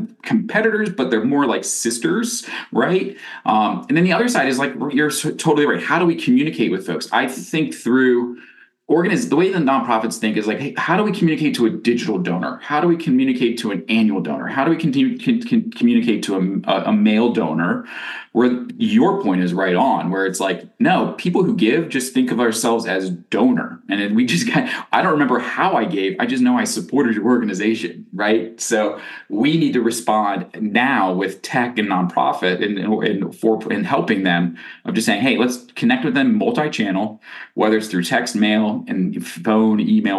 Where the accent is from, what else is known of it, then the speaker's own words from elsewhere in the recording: Pittsburgh, Pennsylvania, United States; I grew up here in Pittsburgh, Pennsylvania